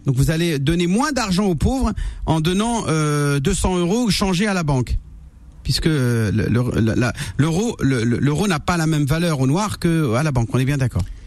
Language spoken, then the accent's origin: French; France; je suis né en France